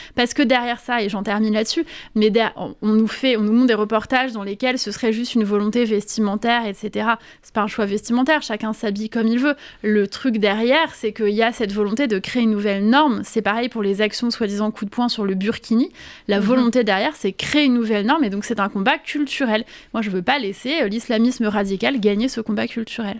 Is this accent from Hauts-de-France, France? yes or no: no; Paris, Île-de-France, France; also born or lived in Corsica; Le 19e arrondissement, c'est un arrondissement que je connais bien. J'ai grandi, j'étais à la Cité Rouge, j'étais à l'école Avenue Simon Bolivar.